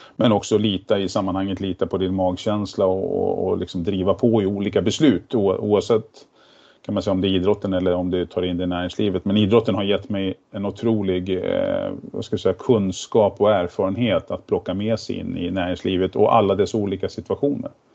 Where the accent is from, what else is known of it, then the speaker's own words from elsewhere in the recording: Järna, Stockholm County, Sweden; Jag är ju född och uppvuxen ute i Järna